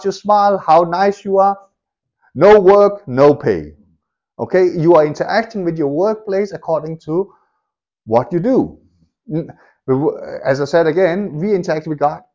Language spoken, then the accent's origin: English; Denmark; moved away; I grew up in Denmark